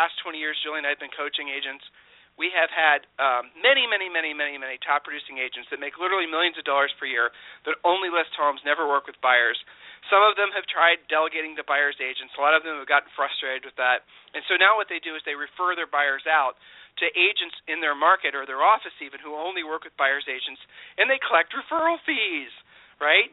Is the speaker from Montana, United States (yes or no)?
no; Ohio, United States; we're from Ohio